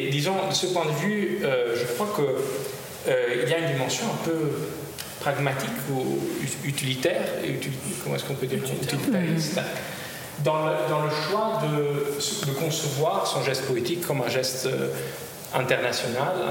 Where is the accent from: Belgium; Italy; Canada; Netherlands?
Italy; first language Italian; French is a second language; moved away as an adult; also born or lived in France